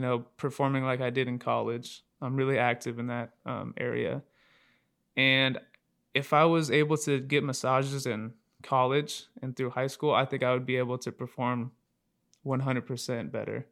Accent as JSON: {"language": "English", "town": "Aloha", "region": "Oregon", "country": "United States", "tie": "born or raised there", "said": "from Aloha, Oregon. Uh, pretty much grew up here my whole life. Born and raised here in Oregon"}